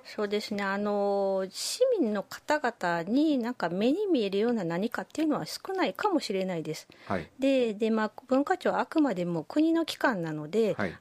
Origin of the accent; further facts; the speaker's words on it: Kyoto, Japan; also born or lived in Gifu Prefecture; 私、あの、実は生まれは岐阜県なんですけど、育ちはほぼ京都なので